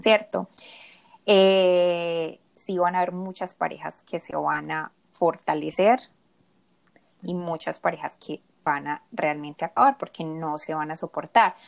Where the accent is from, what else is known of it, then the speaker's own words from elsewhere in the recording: Medellín, Antioquia, Colombia; moved away as an adult; also born or lived in South Korea; now in Michigan, United States; soy de Medellín, orgullosamente colombiana